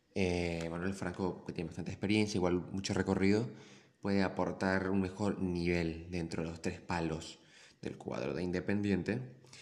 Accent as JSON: {"language": "Spanish", "region": "Santa Cruz", "country": "Bolivia", "said": "Yo como cruceño"}